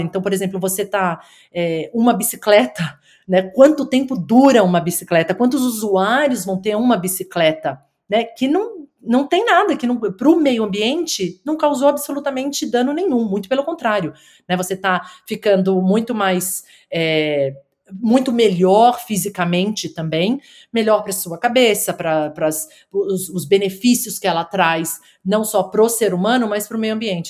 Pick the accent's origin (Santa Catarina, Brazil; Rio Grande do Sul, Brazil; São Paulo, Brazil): São Paulo, Brazil; moved away as an adult; also born or lived in United States; now in Wollongong, Australia; eu sou de São Paulo, nasci e cresci na cidade de São Paulo